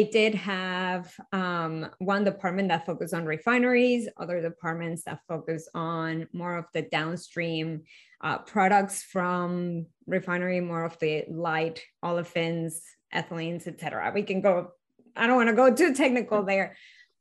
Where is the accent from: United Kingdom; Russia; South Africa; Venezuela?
Venezuela; moved away; I was born and raised in Venezuela